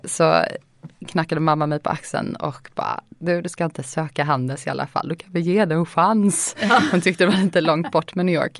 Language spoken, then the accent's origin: Swedish; Lund, Skåne, Sweden; accent: försiktig dialekt; jag växte upp i Lund, gick i skola där